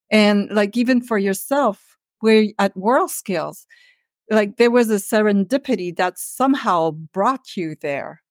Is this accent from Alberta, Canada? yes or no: no; Earlton, Ontario, Canada; moved away as an adult; also born or lived in Ottawa; I'm a northern girl, so I grew up in North Ontario in a very small town. It was like a village. It was called Village, and it was all French